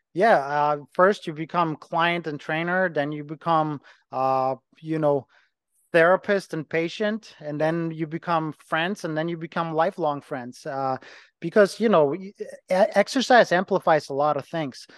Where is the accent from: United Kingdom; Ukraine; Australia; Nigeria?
Ukraine; English is a second language; moved away as an adult; also born or lived in Germany; now in Cleveland, United States; I'm from Ukraine, was born in Ukraine. I lived as a kid in Germany for about seven years, went back, went back to Ukraine.